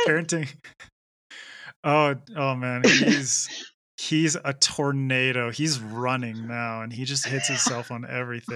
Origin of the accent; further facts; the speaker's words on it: Canada; I I grew up in Canada